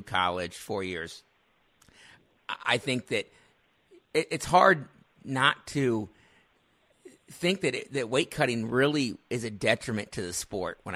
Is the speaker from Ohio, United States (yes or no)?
yes; Ohio, United States; I'm actually from Ohio